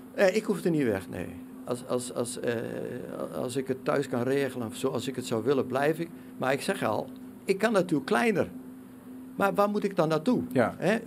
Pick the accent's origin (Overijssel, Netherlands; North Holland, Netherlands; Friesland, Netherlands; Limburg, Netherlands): Overijssel, Netherlands; Twente; als Twentenaar